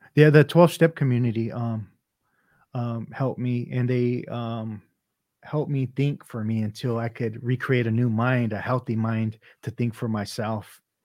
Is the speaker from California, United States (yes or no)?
yes; Los Angeles, California, United States; first language Vietnamese; English is a second language; I grew up in San Pedro